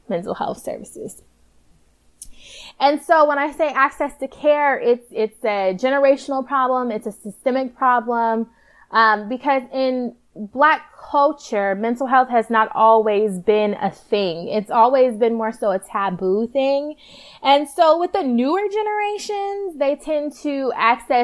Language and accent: English; Palmdale, California, United States; also born or lived in Lancaster, California; I was born and raised in Palmdale in Lancaster, California